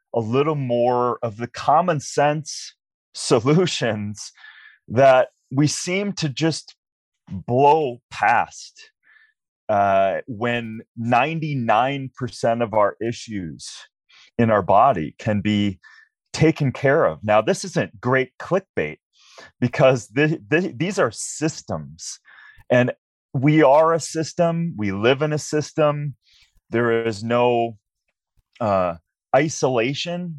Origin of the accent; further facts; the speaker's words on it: Minnesota, United States; I was a regular kid growing up in Minnesota